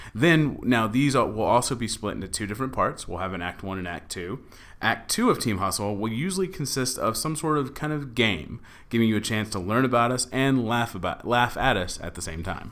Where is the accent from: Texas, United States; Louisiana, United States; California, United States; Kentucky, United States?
Texas, United States; Dallas; moved away as an adult; now in Los Angeles, United States; I am from Dallas, Texas. I've been living in L A for f, almost four years now.